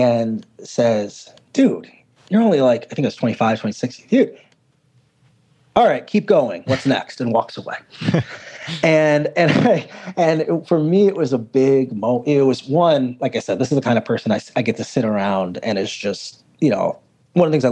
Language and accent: English; Woodbridge, New Jersey, United States; I was born in Woodbridge, New Jersey.